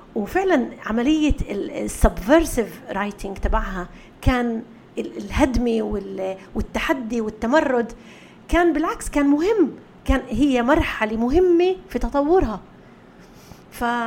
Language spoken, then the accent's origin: Arabic; Israel; احنا فلسطينيه